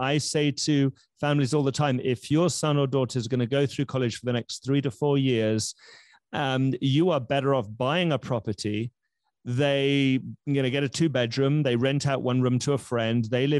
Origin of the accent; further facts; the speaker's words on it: London, United Kingdom; now in Miami, United States; I grew up in Round Kensington